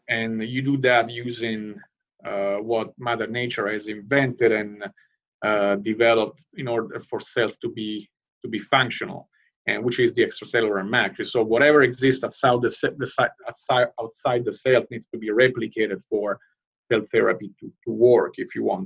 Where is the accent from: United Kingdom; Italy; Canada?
Italy; Rome, Lazio; moved away as an adult; now in United States; I hail from the from Rome